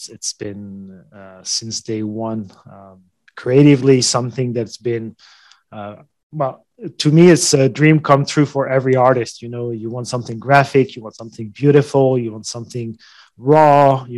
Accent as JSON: {"language": "English", "country": "France", "also_born_or_lived": "United States", "moved": "as an adult", "said": "I'm French"}